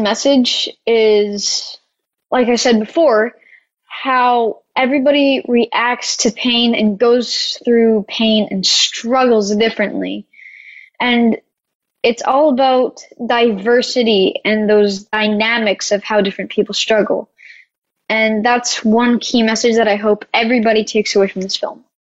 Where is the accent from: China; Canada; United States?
Canada; I come from Canada and we were in Georgia